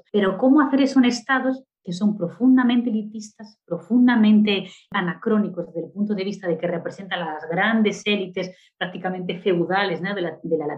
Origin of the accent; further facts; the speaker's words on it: Spain; now in Brazil; yo, a pesar de ser española, ya me considero brasileña porque hace mucho que vivo allí